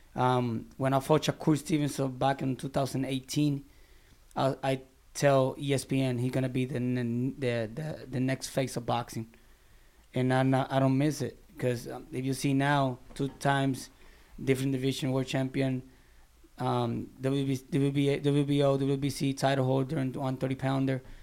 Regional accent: Barranquitas, Puerto Rico; moved away as an adult; now in Orlando, United States; my hometown in Barranquitas.

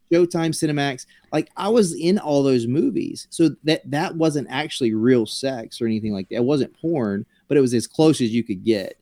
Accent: South Carolina, United States; moved away; I grew up in South Carolina

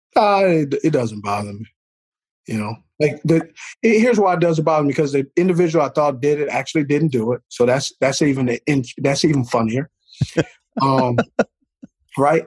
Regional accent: California, United States; I grew up in California

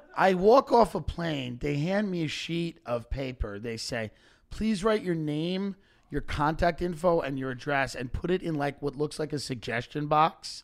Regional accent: Long Island, New York, United States; I grew up on Long Island

